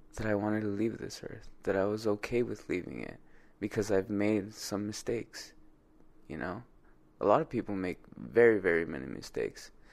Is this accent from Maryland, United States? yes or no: no; Compton, California, United States; I grew up in Compton